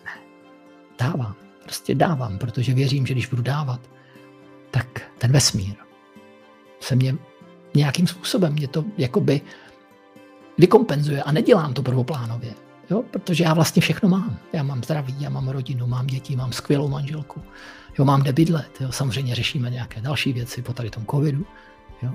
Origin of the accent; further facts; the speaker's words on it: Moravia, Czechia; u nás na Moravě